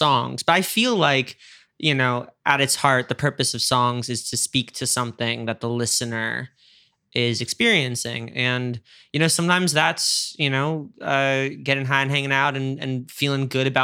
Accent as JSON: {"language": "English", "region": "New York", "country": "United States", "moved": "yes", "said": "being a New Yorker out here"}